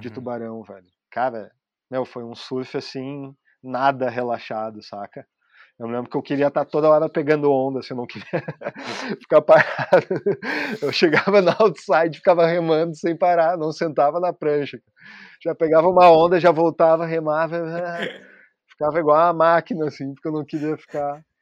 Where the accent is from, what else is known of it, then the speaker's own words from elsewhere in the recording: Torres, Rio Grande do Sul, Brazil; moved away as an adult; now in Portugal; Em Torres, onde eu, onde eu me criei